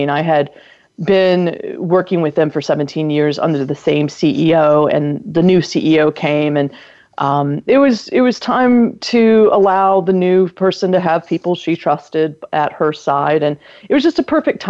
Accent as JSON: {"language": "English", "region": "North Carolina", "country": "United States", "tie": "born or raised there", "said": "my home state of North Carolina"}